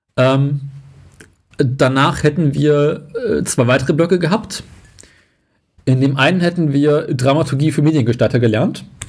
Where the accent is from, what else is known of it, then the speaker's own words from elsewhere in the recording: Berlin, Germany; als Westberliner